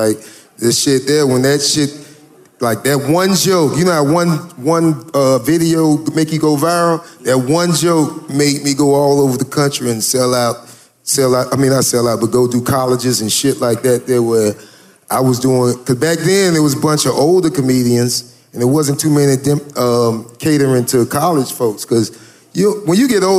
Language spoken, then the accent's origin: English; Florida, United States; I'm from Florida. Yeah, so I don't fuck with that cold shit.